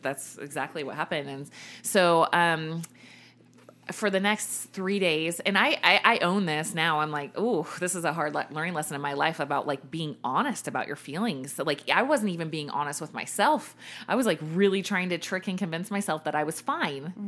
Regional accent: Richmond, Virginia, United States; I grew up in Virginia, in Richmond, Virginia, my whole life, right? Like birth to graduating high school.

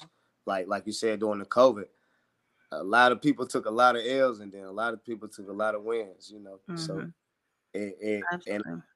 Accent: Charlotte, North Carolina, United States; I'm coming live from Charlotte, North Carolina, West Boulevard to be exact. That's where I grew up and raised

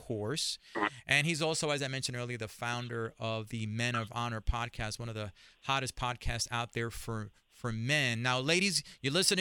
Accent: New York City, New York, United States; as a young man growing up in Spanish Harlem

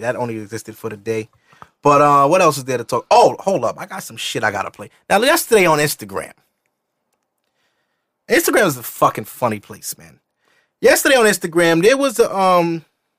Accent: New York City, New York, United States; I'm not West Indian, but I'm from East Flatbush

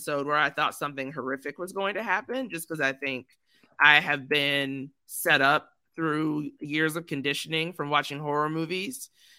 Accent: Texas, United States; You're from Texas, so I am from Texas.

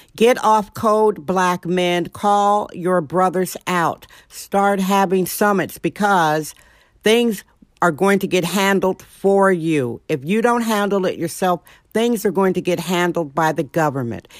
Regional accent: Milwaukee, Wisconsin, United States; now in San Francisco, United States; I'm a girl from Milwaukee, Wisconsin

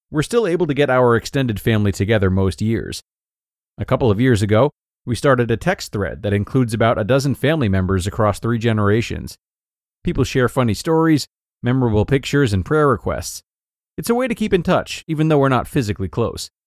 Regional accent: Rhode Island, United States; I come from Rhode Island, uh, where the emphasis on family and long standing friendships is taken very seriously, it seems.

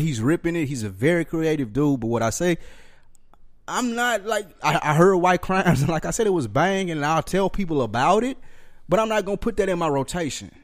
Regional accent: Nashville, Tennessee, United States; I'm from the South Nashville

